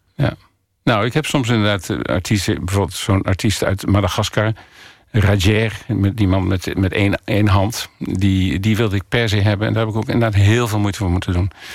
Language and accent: Dutch; Ommen, Overijssel, Netherlands; also born or lived in Africa; now in Borne, Netherlands; ik kom uit Ommen, dus ik wilde wel graag in die hoek van Nederland zitten, dus in Oost-Nederland.